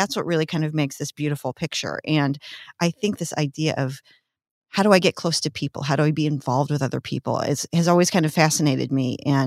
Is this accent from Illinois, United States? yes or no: yes; outside of Chicago, Illinois, United States; also born or lived in Peoria, Illinois; now in Washington, Illinois, United States; I grew up outside of Chicago